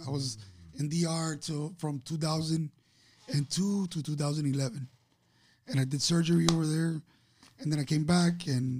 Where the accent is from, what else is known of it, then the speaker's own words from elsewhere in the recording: Miami, Florida, United States; Born and raised in Miami.